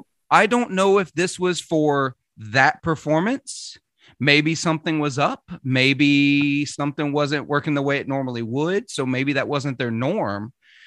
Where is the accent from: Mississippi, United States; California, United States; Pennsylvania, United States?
Mississippi, United States; accent: Southern accent; I'm from Mississippi. For those that don't know, if you can't hear it in the accent, that's okay. I worked very hard to get rid of my accent when I was 16 because ashamed of my Southern accent, but I've since allowed it to come back.